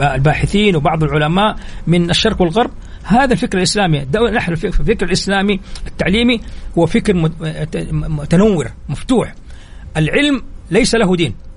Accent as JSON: {"language": "Arabic", "country": "Saudi Arabia", "said": "عندنا في السعوديه"}